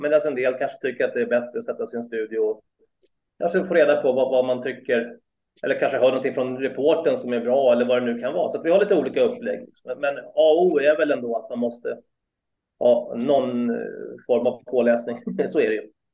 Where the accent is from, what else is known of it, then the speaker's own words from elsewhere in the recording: Solna, Stockholm County, Sweden; moved away as an adult; now in Sigtuna, Sweden; Jag är uppväxt i Solna faktiskt första 30 åren